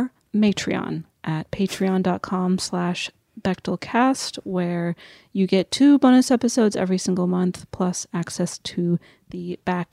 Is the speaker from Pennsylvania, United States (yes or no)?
yes; rural Western Pennsylvania, United States; I grew up in the middle of the woods in rural Western Pennsylvania.